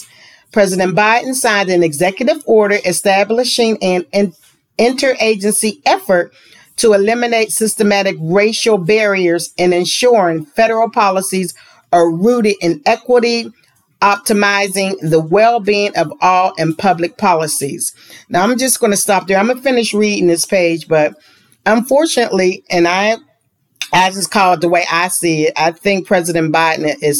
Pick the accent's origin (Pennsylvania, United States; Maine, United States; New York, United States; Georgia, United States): Pennsylvania, United States; Pittsburgh; growing up in Pittsburgh, we had a health center in Homewood, which is still there